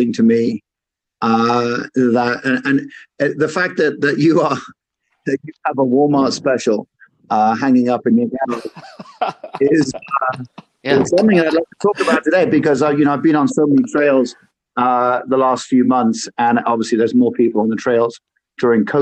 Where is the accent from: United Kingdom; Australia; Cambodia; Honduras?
United Kingdom; moved away as an adult; now in United States; I'm also a Brit. I've lived over here in the US for 20 years at this point.